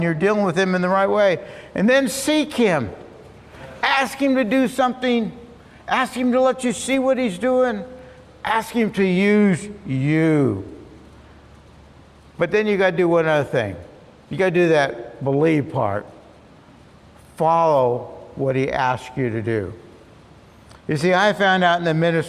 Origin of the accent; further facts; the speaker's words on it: Long Beach, California, United States; I grew up in Long Beach, and I delivered the Long Beach Independent Press Telegram for about 4 years.